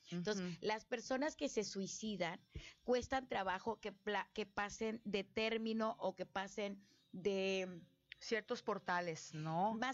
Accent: Tlacotalpan, Veracruz, Mexico; yo soy de la cuenca, mana, yo soy de Tlacotalpa.

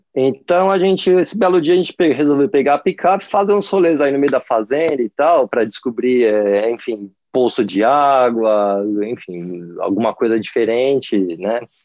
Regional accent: Brazil; moved away; also born or lived in Sydney, Australia; como, como brasileiro

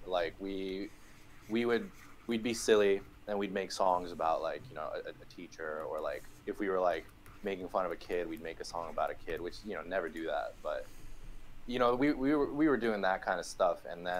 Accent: Japan; moved away; I'm from Japan. I just moved here.

